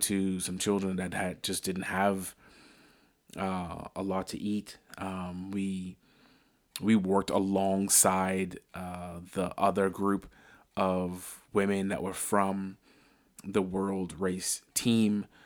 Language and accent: English; Bahamas; now in Northeast Ohio, United States; I'm from the Bahamas